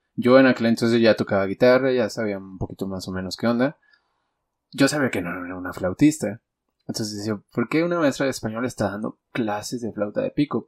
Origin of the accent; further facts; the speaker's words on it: Mexico; los mexicanos